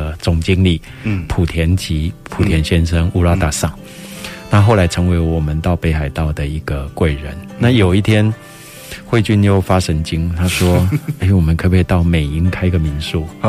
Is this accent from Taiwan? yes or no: yes; Taiwan; 我说那怎么办？我们台湾人去开，日本人会买单吗？